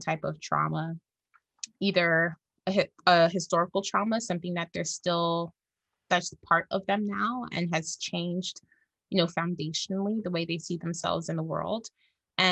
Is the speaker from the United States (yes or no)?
no; Jamaica; I'm Jamaican, I'm Black